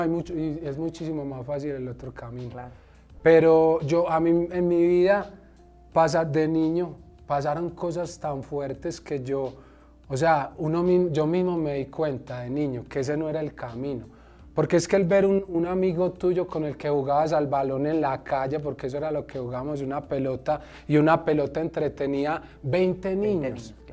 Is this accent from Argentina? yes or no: no; Medellín, Antioquia, Colombia; yo soy de Medellín, Colombia